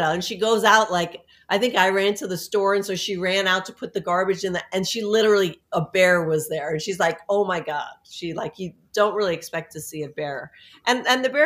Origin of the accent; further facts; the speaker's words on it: New York City, New York, United States; now in Florida, United States; I grew up in New York City